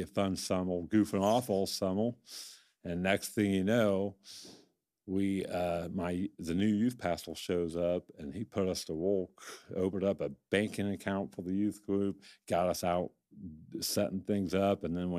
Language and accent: English; Huntington, Indiana, United States; I am from Huntington